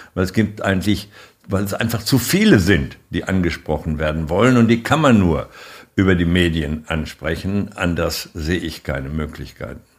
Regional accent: Germany; wir als Deutsche, als die wichtige Exportnation, die wir ja nun einmal sind

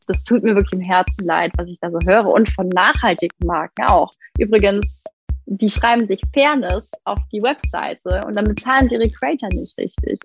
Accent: Frankfurt, Hesse, Germany; Ich komme ja hier aus Frankfurt.

